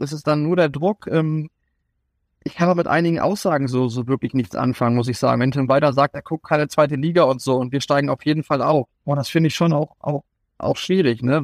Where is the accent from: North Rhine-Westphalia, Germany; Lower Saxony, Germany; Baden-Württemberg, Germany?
Lower Saxony, Germany; Kalbala near Gifhorn/Wolfsburg; moved away as an adult; also born or lived in Paderborn / Lübeck / Munich; now in Southern Germany; bin Norddeutscher, auch wenn ich jetzt seit fast 15 Jahren hier im Süden lebe